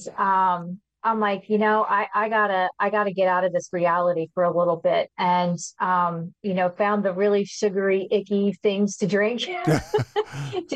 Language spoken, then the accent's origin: English; outside of Philadelphia, Pennsylvania, United States; I've been here all my life